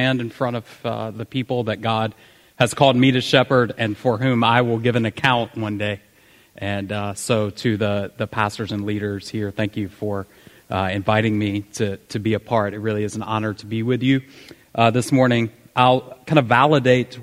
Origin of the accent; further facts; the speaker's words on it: the South, United States; accent: southern; I tried to tone down my southern accent